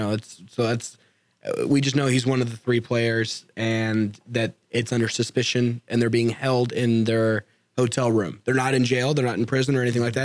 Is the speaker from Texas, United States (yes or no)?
yes; El Paso, Texas, United States; And I was born in El Paso, you know, right on the border of Juarez.